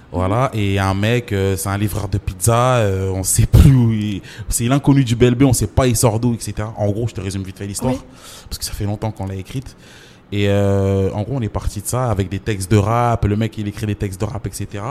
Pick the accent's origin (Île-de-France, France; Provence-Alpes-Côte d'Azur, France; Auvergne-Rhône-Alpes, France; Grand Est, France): Île-de-France, France; Champigny-sur-Marne; also born or lived in Comoros (origin); J'ai grandi à Champigny. J'ai grandi à Champigny